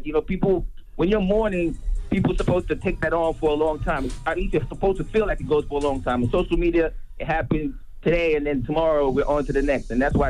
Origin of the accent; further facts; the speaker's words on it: Brooklyn, New York, United States; I'm a kid from Brooklyn, and I remember the first time going to L.A.